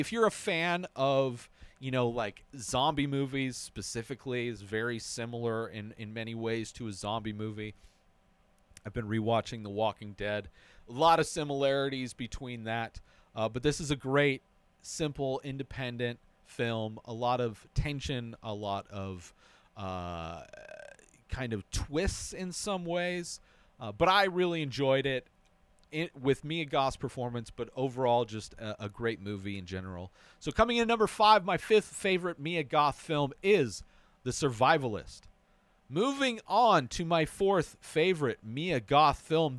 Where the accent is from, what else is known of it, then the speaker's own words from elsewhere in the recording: La Quinta, California, United States; my hometown of La Quinta